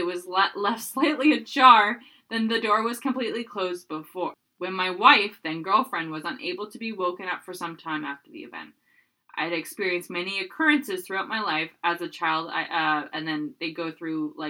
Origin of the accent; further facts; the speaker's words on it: Burnaby, British Columbia, Canada; in my hometown, Burnaby, BC. It looks like it is actually near Loheed, where I used to live